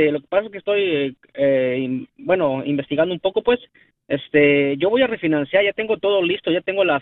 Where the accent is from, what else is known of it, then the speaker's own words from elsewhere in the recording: Veracruz, Mexico; now in Chicago, United States; De México, del estado de Veracruz.